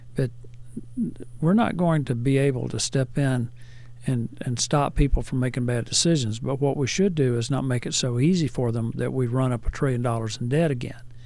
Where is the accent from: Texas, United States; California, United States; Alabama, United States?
Alabama, United States; Hackleburg; I grew up in Hackleburg, Alabama